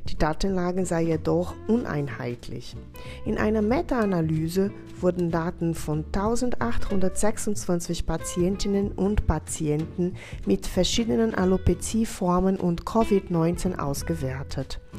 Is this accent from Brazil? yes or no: yes; Brazil; now in Bad Kissingen, Germany; Ich komme selber ursprünglich aus Brasilien